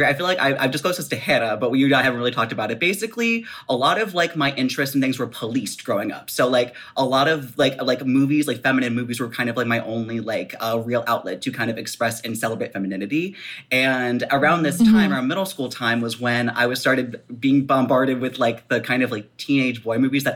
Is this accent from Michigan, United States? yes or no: no; Baltimore, Maryland, United States; I am from Baltimore